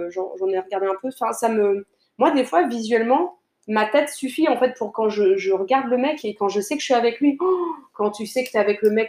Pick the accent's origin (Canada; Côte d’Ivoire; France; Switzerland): Canada; Niagara, Ontario; Hein, je suis du Niagara. Mais c'est ça, chute. Ouais, nous on aime bien dire chute.